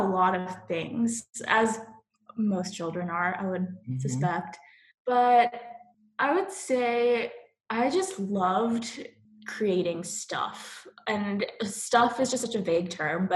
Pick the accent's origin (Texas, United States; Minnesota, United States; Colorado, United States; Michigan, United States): Texas, United States; Sugar Land; also born or lived in Chicago; now in Cary, United States; where I grew up and the place that I kind of resonate most with is Sugar Land, Texas.